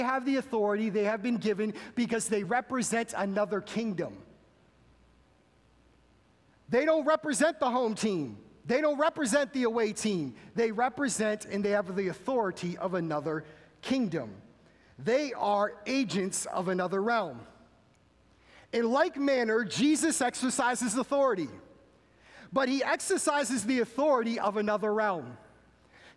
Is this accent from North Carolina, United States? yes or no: no; Massachusetts, United States; moved away; I'm originally from Massachusetts, so being from Massachusetts, you are born and bred a Boston Red Sox fan